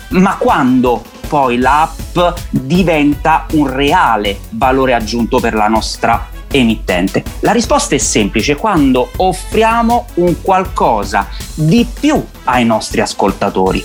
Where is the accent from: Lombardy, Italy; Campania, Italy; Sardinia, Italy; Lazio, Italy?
Campania, Italy; Benevento; moved away as an adult; now in Rome, Italy; sono uno che ci tiene parecchio alla propria squadra della mia città d'origine dove non vivo più da vent'anni perché sono romano d'adozione, ma sono sicuramente un tifoso da curva del mio Benevento Calcio.